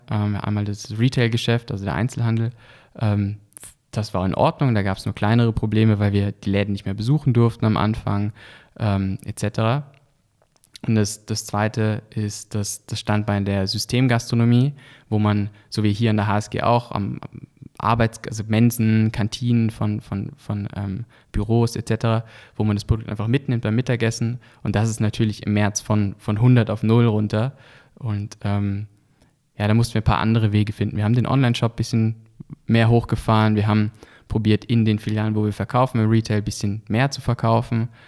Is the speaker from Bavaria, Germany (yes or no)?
no; Lörrach, Baden-Württemberg, Germany; weil einfach wir kommen aus Deutschland, aus, aus Lörrach, das ist in der Nähe von, von, von Basel